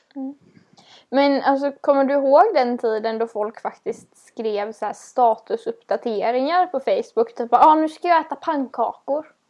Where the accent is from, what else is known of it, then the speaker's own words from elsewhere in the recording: West Coast, Sweden; vi på västkusten